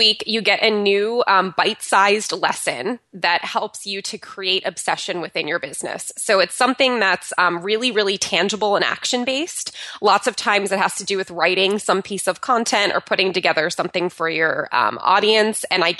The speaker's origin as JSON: {"language": "English", "region": "New Jersey", "country": "United States", "tie": "born or raised there", "lives_now": "California, United States", "said": "in between moving from my hometown of New Jersey to moving out to California, my husband and I lived in an Airstream trailer."}